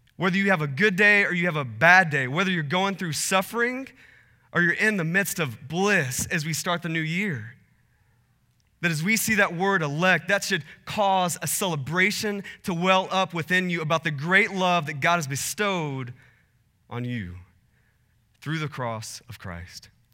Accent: Texas, United States; also born or lived in Portland; now in Phoenix, United States; I, I grew up in Texas, and, uh, spent a little bit of time in Portland, and then my family and I moved to Phoenix

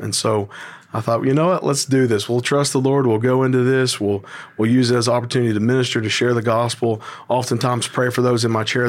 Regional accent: Tennessee, United States; being born and raised in Tennessee

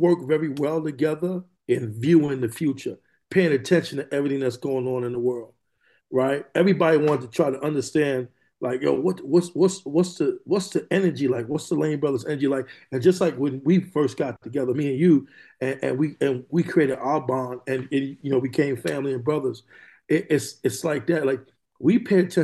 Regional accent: New York City, New York, United States; moved away as an adult; also born or lived in California; now in Moreno Valley, United States; I'm from New York City, but I live here in California now. I've been here for over 20 years now

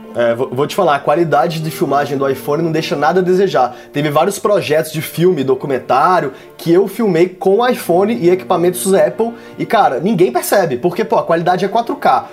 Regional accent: Brasília, Federal District, Brazil; moved away as an adult; now in São Paulo, Brazil; eu sou de Brasília, mas eu moro aqui em São Paulo há quase 10 anos já

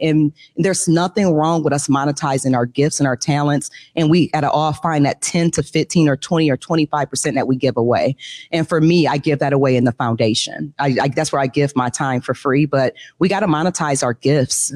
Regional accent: Detroit, Michigan, United States; I grew up in Detroit

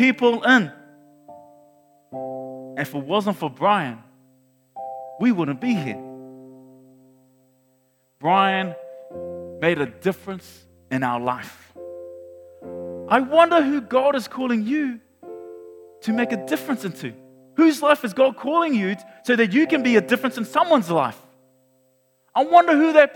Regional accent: Auckland, New Zealand; moved away as an adult; now in Hamilton, New Zealand; we're from Mangere

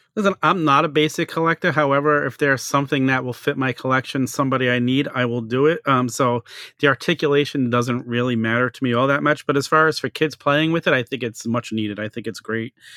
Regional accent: New York City, New York, United States; I had a little local toy store where I grew up in Staten Island

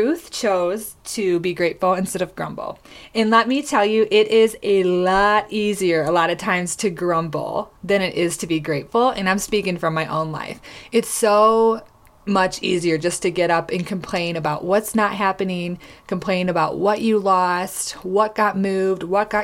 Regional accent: Michigan, United States; moved away as an adult; also born or lived in Tulsa, Oklahoma; I grew up in Michigan

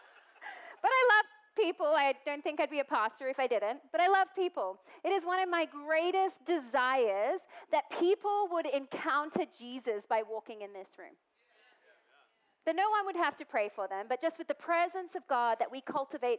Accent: Australia; moved away; I'm Australian

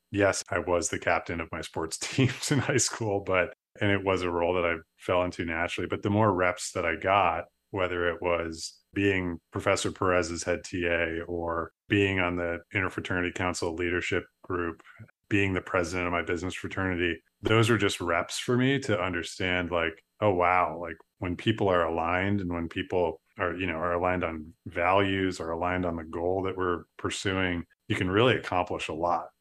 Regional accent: Darien, New York, United States; Darien Lake, my hometown, it, it's definitely like a small town values

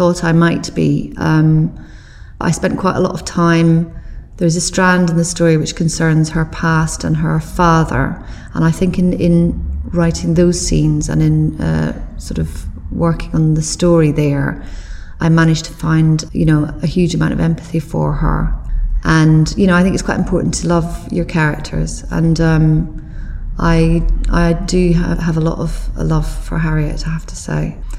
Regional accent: Glasgow, Scotland, United Kingdom; also born or lived in Belfast, Northern Ireland; now in England; although I was born in Belfast, I did spend more of my childhood and growing up years in Glasgow, and it is my city.

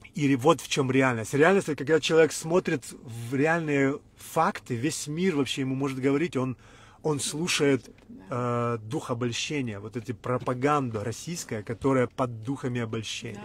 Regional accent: Ukraine; Мы всю жизнь говорили на русском, мы вообще из Украины

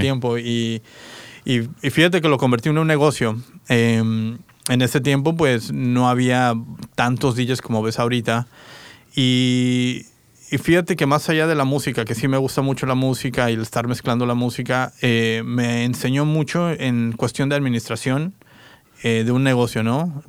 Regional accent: Querétaro, Mexico; also born or lived in Toluca, Mexico / San Diego, United States / Independence, Oregon / Salem, Oregon; now in Portland, United States; yo soy de México, eh, nací en, bueno, nací en Toluca de hecho, pero viví mucho tiempo en Querétaro, Querétaro, Querétaro

